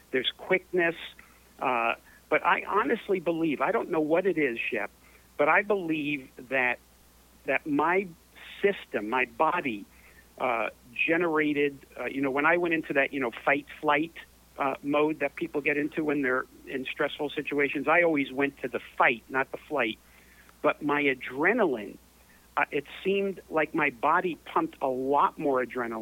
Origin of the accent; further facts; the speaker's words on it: New York City, New York, United States; Born and raised in New York City, in the Chelsea section of New York